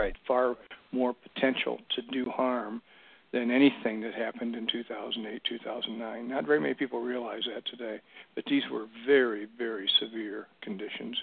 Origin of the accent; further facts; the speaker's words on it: Bryan, Ohio, United States; moved away as an adult; also born or lived in Oxford, Ohio / Columbus, Ohio / Milwaukee; am from Bryan, Ohio. It's a small town in northwest Ohio.